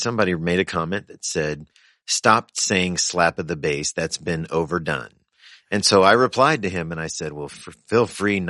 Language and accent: English; the South, United States; now in Wisconsin, United States; Now, I grew up Pentecostal and in the South, so I have seen many things, but this was definitely a first, and I now live in Wisconsin.